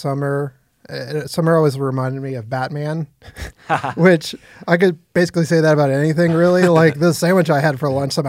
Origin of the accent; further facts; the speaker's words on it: United States; I'm an American.